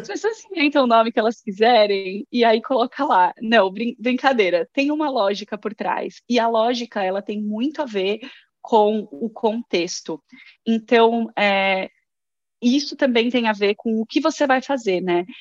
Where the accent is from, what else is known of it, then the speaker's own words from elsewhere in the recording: Guarulhos, São Paulo, Brazil; moved away as an adult; now in Sweden; eu sou de Guarulhos, de São Paulo